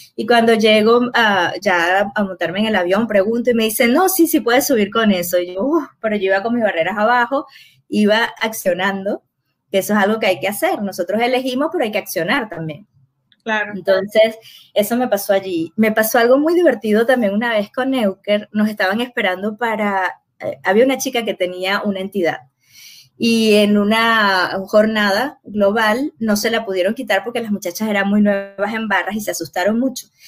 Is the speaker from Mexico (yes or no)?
no; Venezuela